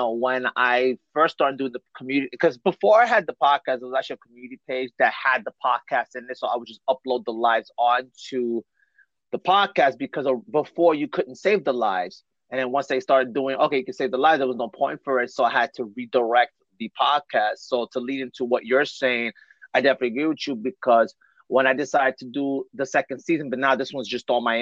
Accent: New York City, New York, United States; now in New Jersey, United States; I live in Jersey, but I'm originally from Bushwick of Brooklyn, New York

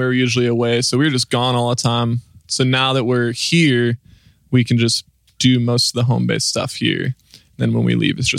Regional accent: Washington, United States; moved away as an adult; now in Nashville, United States; We're from Washington State originally. Moved to Nashville just about a year ago.

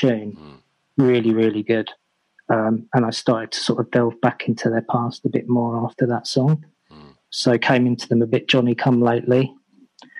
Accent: Essex, East of England, United Kingdom; born or raised there; moved away; also born or lived in Wiltshire / Germany / London

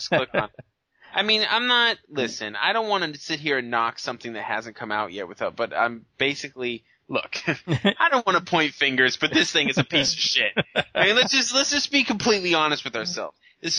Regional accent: Ireland; I'm Irish.

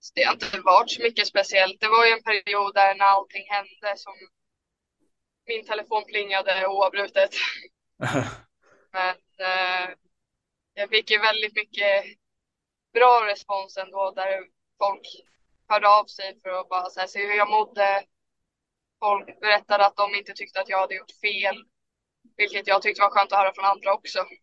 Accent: Haninge, Stockholm County, Sweden; jag är från Haninge i början

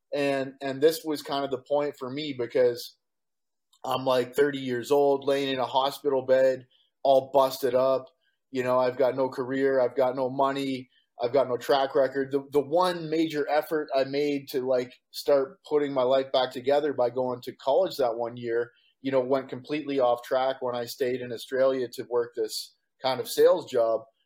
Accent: Walkerton, Ontario, Canada; moved away as an adult; also born or lived in London, Ontario / Calgary / Vancouver / Victoria; now in Costa Rica; I was born and raised in Canada. I grew up in Walkerton, Ontario.

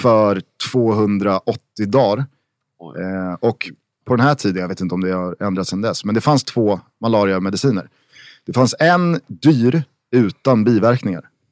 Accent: Stockholm, Stockholm County, Sweden; vi är från Vällingby

